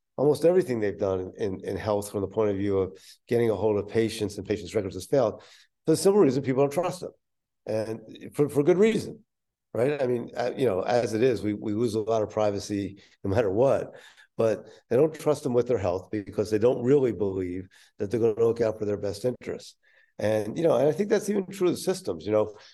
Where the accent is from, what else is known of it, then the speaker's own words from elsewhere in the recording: Philadelphia, Pennsylvania, United States; my hometown at that time in Philadelphia